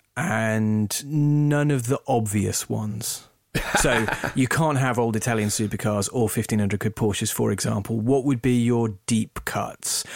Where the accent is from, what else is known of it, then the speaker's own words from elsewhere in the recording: England, United Kingdom; I'm English, not American